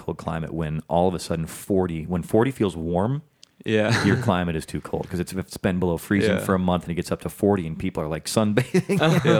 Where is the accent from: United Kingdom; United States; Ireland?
United States; Chicago, Illinois; moved away; I'm from Chicago, man.